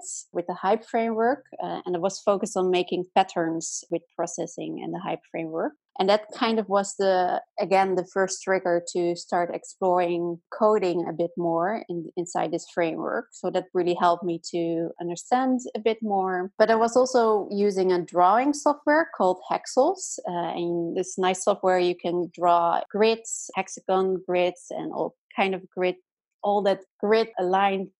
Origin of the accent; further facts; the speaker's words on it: Amsterdam, North Holland, Netherlands; I'm from the Netherlands and I lived most of my life in Amsterdam